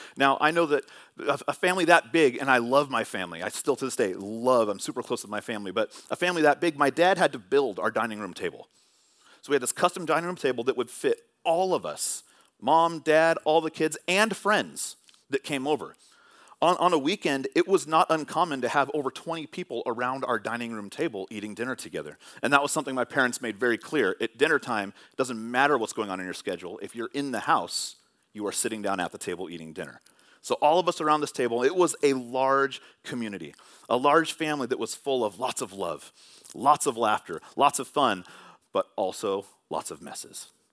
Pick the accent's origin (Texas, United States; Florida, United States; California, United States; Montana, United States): California, United States; Bay Area; Growing up in the Bay Area watching sports